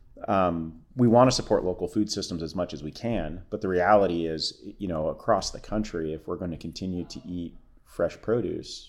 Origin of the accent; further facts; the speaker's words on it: California, United States; moved away as an adult; also born or lived in Michigan; I grew up in California, but I came most recently from Michigan